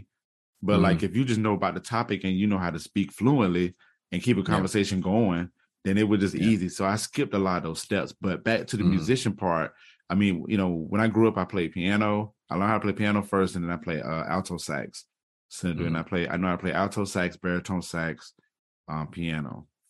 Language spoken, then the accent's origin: English; Jacksonville, Florida, United States; also born or lived in Tacoma, Washington; So I'm from the, Jacksonville, Florida. I was originally born in Tacoma, Washington, but I was only there for, you know, a spell. But home is Jacksonville, Florida. I'm a military brat.